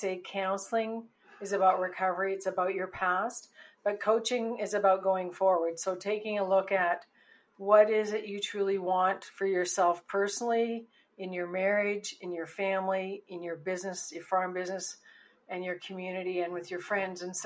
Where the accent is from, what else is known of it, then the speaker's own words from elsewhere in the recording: just outside of Winnipeg, Manitoba, Canada; I was born into a farm family on a farm just outside of Winnipeg, Manitoba, Canada